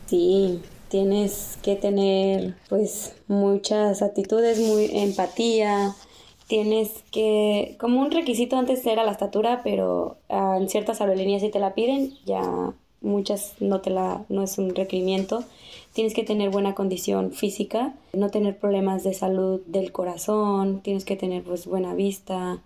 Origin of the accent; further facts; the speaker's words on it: Guadalajara, Jalisco, Mexico; De Guadalajara